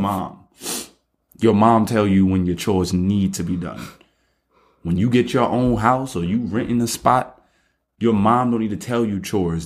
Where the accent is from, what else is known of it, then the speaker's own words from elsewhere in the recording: New York City, New York, United States; I'm from Brooklyn